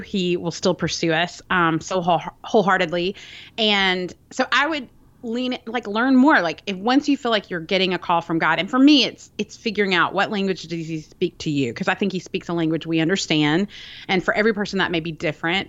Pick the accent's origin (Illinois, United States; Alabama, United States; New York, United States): Alabama, United States; Birmingham; I'm from Birmingham, Alabama. I live there now.